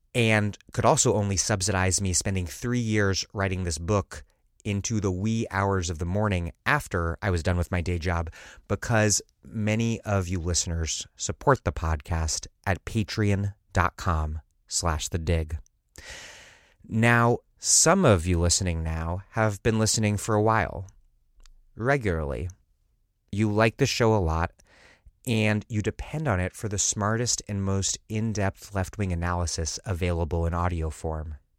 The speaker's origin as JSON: {"language": "English", "town": "Washington", "region": "District of Columbia", "country": "United States", "tie": "born or raised there", "also_born_or_lived": "Philadelphia", "moved": "yes", "lives_now": "Providence, United States", "said": "my hometown, Washington, D C"}